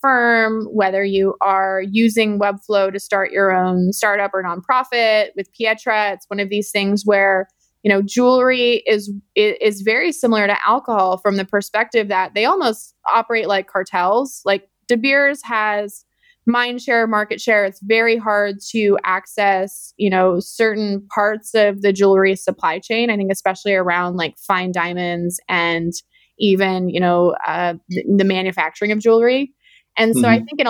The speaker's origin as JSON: {"language": "English", "town": "Youngstown", "region": "Ohio", "country": "United States", "tie": "born or raised there", "also_born_or_lived": "Sydney, Australia / San Francisco", "moved": "as an adult", "said": "I grew up in Northeast Ohio. I grew up in a town called, I grew up right outside of Youngstown, Ohio"}